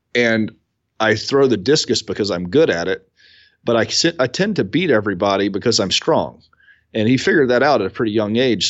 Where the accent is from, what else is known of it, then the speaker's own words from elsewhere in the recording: Columbia, South Carolina, United States; I'm from Columbia, South Carolina. So I'm I'm probably sitting twelve miles from where I was born